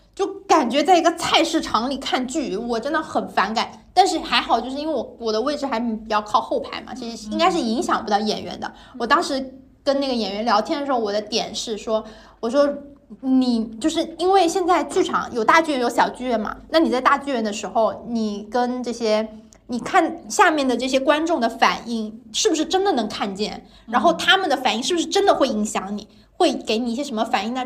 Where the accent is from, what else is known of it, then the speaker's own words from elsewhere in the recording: Guangdong, China; 我是个广东人